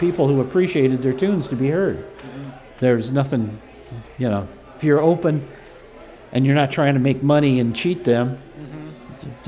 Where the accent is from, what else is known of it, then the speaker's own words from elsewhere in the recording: Hoagland, Indiana, United States; moved away as an adult; also born or lived in Detroit, Michigan; now in Chicago, United States; I got to move back to my home state of Indiana